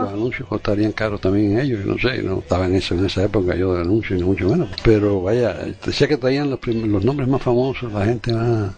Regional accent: Cuba; yo no soy gallego, yo nací en Cuba

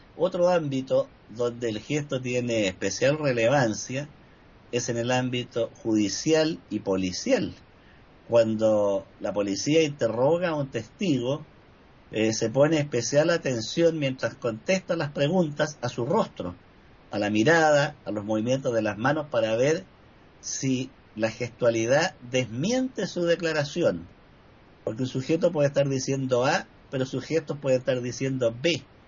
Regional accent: Chile; en mi país

